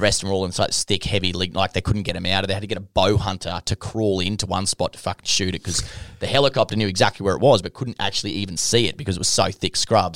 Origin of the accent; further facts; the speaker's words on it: Longreach, Queensland, Australia; moved away; I'm from Long Reach